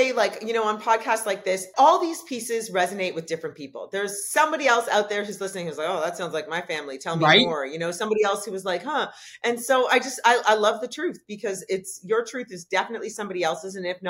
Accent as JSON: {"language": "English", "country": "Canada", "tie": "born or raised there", "said": "I was born in Canada."}